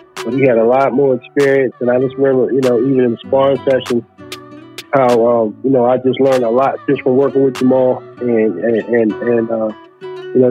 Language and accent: English; Palmer Park, Maryland, United States; moved away as an adult; now in Charlotte, United States; I grew up in Palm Park